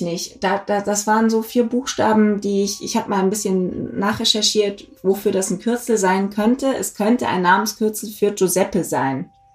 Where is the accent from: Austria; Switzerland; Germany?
Germany; Black Forest, Baden-Württemberg; ich komme aus dem Schwarzwald